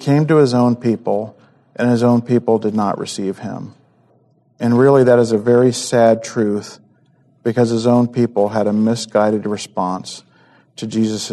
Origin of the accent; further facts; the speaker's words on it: United States; He chose that I would be born in the United States of America and not in Africa or China